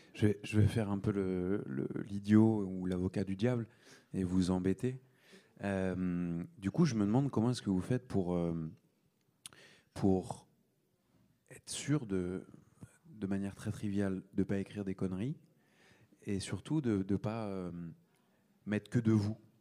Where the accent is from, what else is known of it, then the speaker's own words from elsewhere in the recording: Seine-et-Marne, Île-de-France, France; là où j'ai grandi, donc le 77